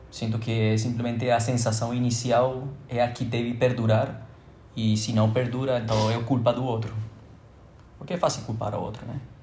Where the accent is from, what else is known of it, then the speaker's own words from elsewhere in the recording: Colombia; moved away as an adult; now in Brazil; Pretendendo voltar à Colômbia